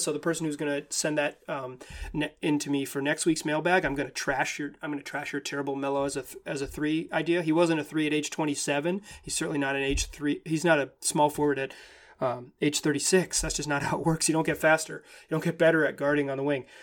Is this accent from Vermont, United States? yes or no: no; Chapel Hill, North Carolina, United States; my hometown of Chapel Hill, North Carolina